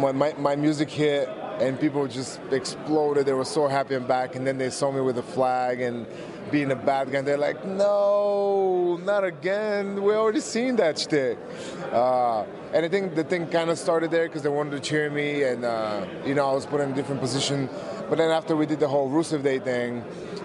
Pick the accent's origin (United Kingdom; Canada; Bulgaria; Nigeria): Bulgaria; moved away as an adult; now in United States; I was from Bulgaria.